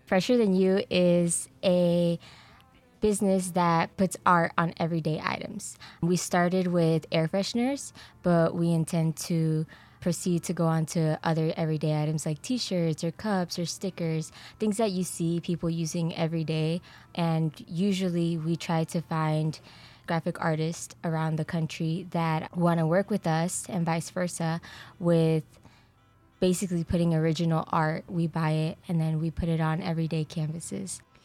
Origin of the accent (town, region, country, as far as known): Kansas City, Missouri, United States; born or raised there